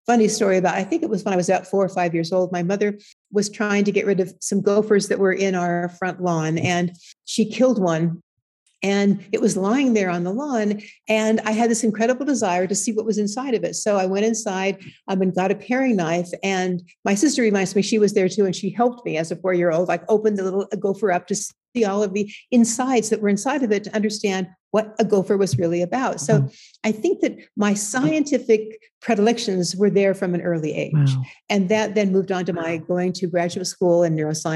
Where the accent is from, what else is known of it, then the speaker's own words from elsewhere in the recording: Southern California, United States; we grew up in Southern California